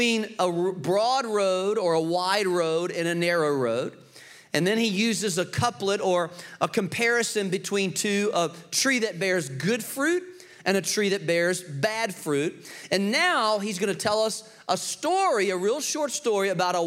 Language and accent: English; Richmond, Virginia, United States; I grew up in Richmond, Virginia